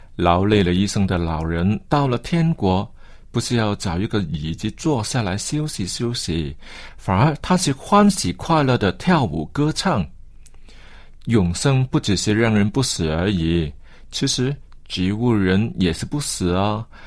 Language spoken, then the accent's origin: Chinese; China; 其实我们中国人在表现上，其实 真的比不上外国人